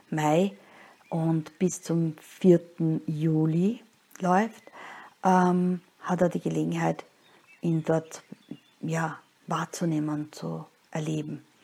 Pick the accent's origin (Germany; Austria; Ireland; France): Austria; Linz, Upper Austria; born there; wie gesagt, ich bin eben in Linz geboren und das ist eine von den 72 Städten, die an der Donau liegen.